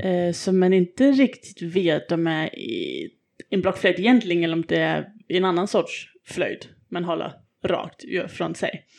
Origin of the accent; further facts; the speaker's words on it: Denmark; moved away; Jag är ju från Danmark